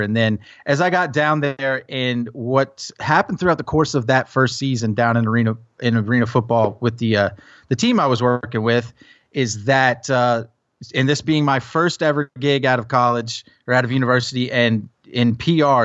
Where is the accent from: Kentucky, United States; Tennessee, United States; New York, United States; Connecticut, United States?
Tennessee, United States; also born or lived in New Jersey; while I grew up in Tennessee